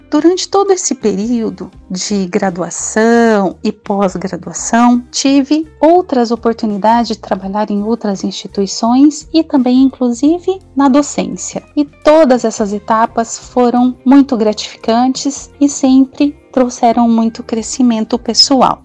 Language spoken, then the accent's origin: Portuguese; Maringá, Paraná, Brazil; nasci em Maringá e toda a minha vida morei e estudei na cidade de Canção